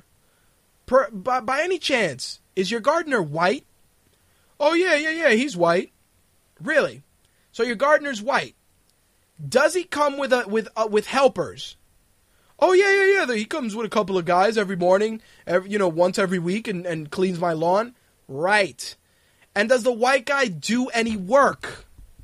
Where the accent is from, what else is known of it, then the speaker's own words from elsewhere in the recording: Puerto Rico; Puerto Ricans